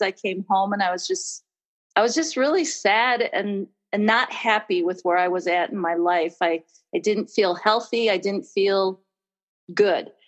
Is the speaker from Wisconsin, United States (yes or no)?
yes; Wisconsin, United States; moved away as an adult; also born or lived in California; I am from Wisconsin and kind of came back home